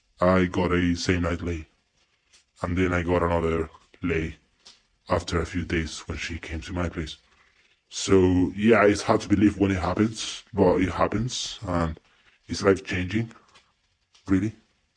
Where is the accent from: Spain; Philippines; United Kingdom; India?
Spain; accent: mix between Spanish and American accent; English is a second language; But I speak Spanish. Soy español. In other words, I'm not white because I'm from Spain, Europe.